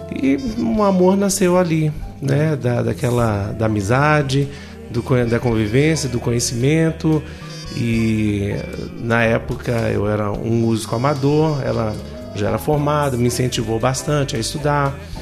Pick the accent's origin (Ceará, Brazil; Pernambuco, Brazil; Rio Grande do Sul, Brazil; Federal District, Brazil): Federal District, Brazil; Brasília; moved away; also born or lived in Goiânia; eu sou daqui, né? Sou de Brasília